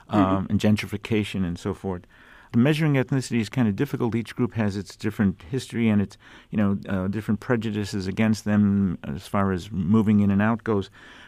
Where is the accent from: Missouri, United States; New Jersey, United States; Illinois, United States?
Illinois, United States; Chicago; I grew up in Back of the Yards, and there were 12 Catholic churches in 2 square miles, and, better than Rome.